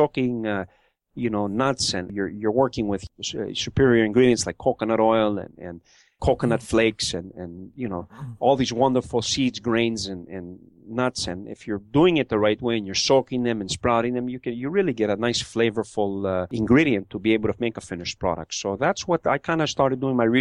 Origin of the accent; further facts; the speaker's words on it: Montreal, Quebec, Canada; growing up in Montreal, in the Mile End of Montreal